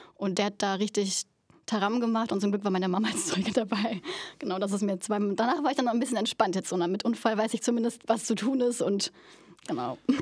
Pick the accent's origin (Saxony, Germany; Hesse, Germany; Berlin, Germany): Berlin, Germany; moved away; Ich komme aus Berlin